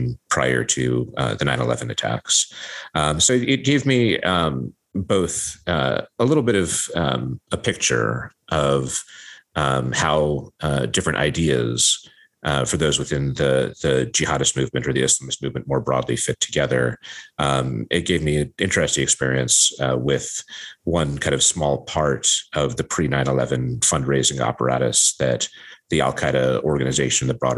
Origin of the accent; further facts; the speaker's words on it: Ashland, Oregon, United States; I grew up in Southern Oregon in this small town called Ashland